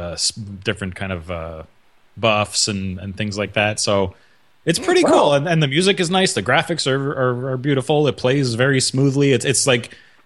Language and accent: English; Montreal, Quebec, Canada; I'm from Montreal